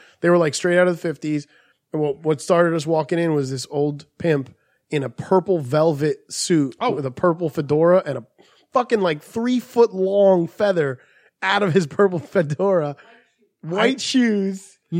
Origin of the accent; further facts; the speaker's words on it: Brooklyn, New York, United States; I'm from Brooklyn.